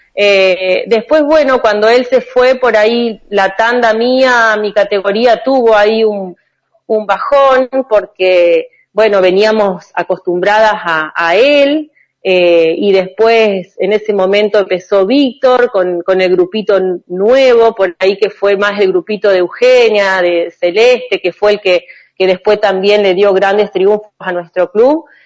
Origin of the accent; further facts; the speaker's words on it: María Juana, Santa Fe, Argentina; also born or lived in Villa Ángela, Chaco / Rosario; yo nací en Villa Ángela, en el Chaco, eh, y después, bueno, por cuestiones laborales de mi papá, eh, vivimos en Rosario también un par de años y bueno, y desde allí de Rosario llegué acá eh, a María Juana en el año 91